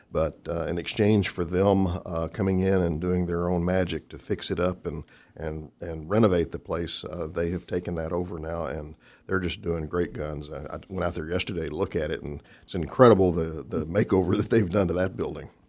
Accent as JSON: {"language": "English", "town": "Fort Worth", "region": "Texas", "country": "United States", "tie": "born or raised there", "also_born_or_lived": "Orlando Sanford / Salt Lake City / Midland, Texas / Waukegan, Illinois", "moved": "yes", "lives_now": "Wichita, United States", "said": "born and raised in Fort Worth"}